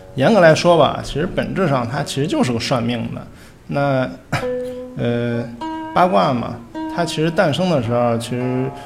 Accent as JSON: {"language": "Chinese", "country": "China", "said": "我们中国人一直思维都是比较理性的"}